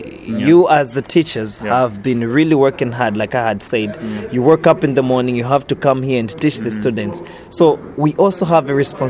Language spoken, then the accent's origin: English; Livingstone, Southern Province, Zambia; English is a second language; From the southern part of Zambia, mm-hmm. which is Livingstone, and that's a tourist capital of the country.